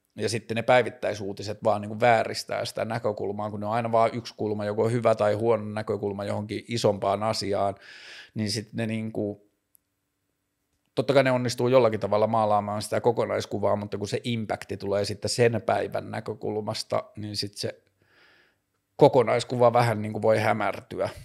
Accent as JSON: {"language": "Finnish", "town": "Tornio", "region": "Lapland", "country": "Finland", "tie": "born or raised there", "said": "mä oon kasvanut Torniossa"}